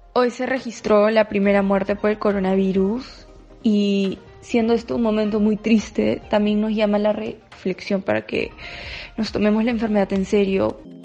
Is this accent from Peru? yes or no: yes; Peru; soy peruana y vivo en la capital, en Lima